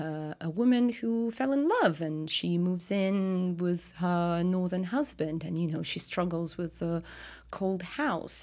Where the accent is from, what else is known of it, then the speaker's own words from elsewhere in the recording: Russia; English is a second language; moved away as an adult; now in London, United Kingdom; I'm from Russia